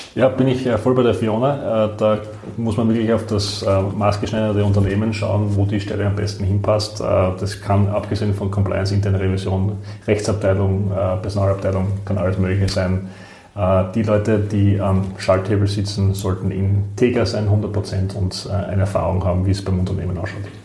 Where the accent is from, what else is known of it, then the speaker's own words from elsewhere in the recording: southern Styria, Austria; moved away as an adult; now in Vienna, Austria; Ich bin selbst aus der Südsteiermark